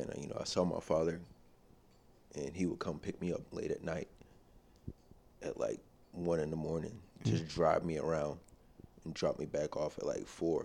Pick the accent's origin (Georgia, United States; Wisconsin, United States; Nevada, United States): Georgia, United States; Atlanta; moved away; also born or lived in Japan / Texas; And so I grew up in Atlanta. I mean, I was born in Atlanta.